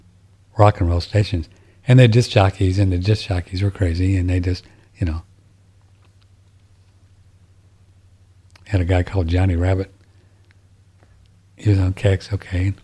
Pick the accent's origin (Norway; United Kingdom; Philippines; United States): United States; St. Louis, Missouri; I grew up in St. Louis listening to Harry Carey, St. Louis Cardinals.